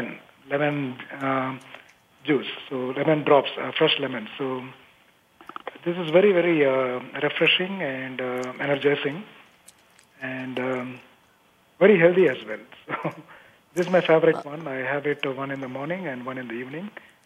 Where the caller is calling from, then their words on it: Bangalore, Karnataka, India; I'm from Bangalore, calling from Bangalore, from home